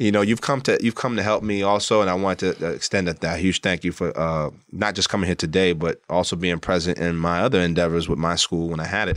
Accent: New York City, New York, United States; I grew up in Brooklyn

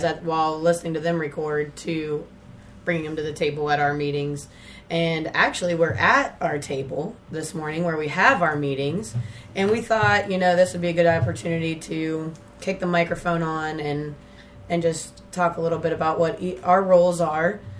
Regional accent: Zanesville, Ohio, United States; now in Portsmouth, United States; I'm from Zanesville and both of my parents worked there

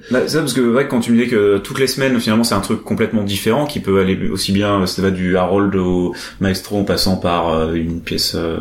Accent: Montreal, Quebec, Canada; Je suis montréalais d'origine, donc je suis un Québécois pur laine.

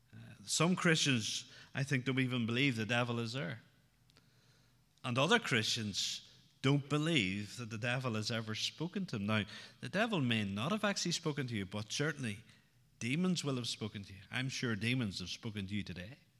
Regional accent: outside Newry, Northern Ireland, United Kingdom; Growing up outside Newry, uh, the troubles were very much part of my life growing up

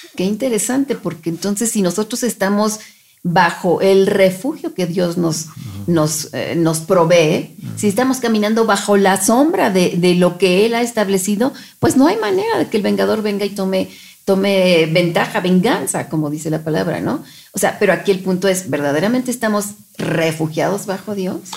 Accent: Mexico; somos mexicanos nosotros

